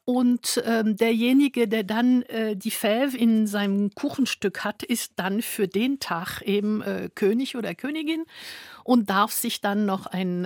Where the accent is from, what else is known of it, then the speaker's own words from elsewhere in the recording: France; moved away; Ich mhm. bin Französin